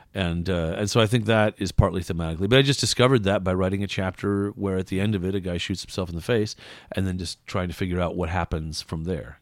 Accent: West Coast, United States; moved away; also born or lived in Iowa; I'm from the West Coast, and where I grew up, nobody's from there usually.

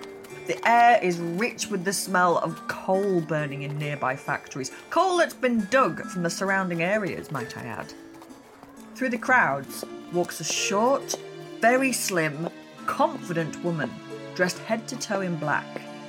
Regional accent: Cumbria, North West England, United Kingdom; moved away as an adult; now in Leeds, United Kingdom; I'm actually from even further north originally. I'm from Cumbria, but I've been here since I was 18. So I think Leeds has adopted me now.

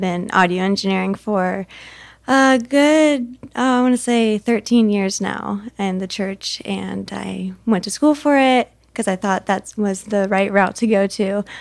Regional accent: Camas, Washington, United States; moved away as an adult; now in Arizona, United States; back in my hometown

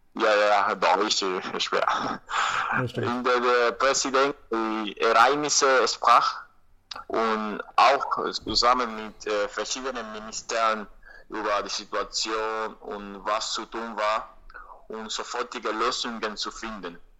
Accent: Havana, Cuba; German is a second language; ich bin in Havanna geboren und ich konnte in Grundschule gelernt kostenlos, äh, auch im Gymnasium, an der Uni

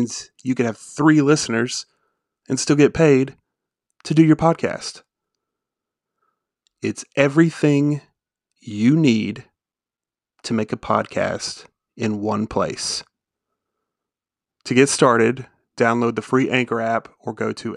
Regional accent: Tennessee, United States; moved away; We're both from Tennessee

